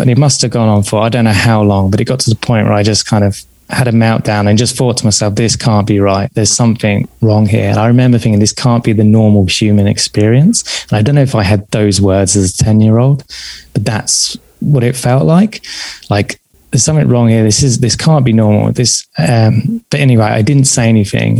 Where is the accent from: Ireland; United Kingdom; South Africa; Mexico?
United Kingdom; south coast of England; also born or lived in south of London; at that time, at the age of seven, I was living on the south coast of England.